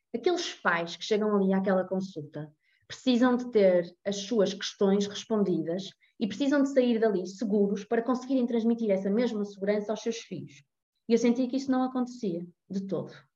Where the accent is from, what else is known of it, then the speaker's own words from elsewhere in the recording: Porto, Norte, Portugal; tenho 33 anos, sou do Porto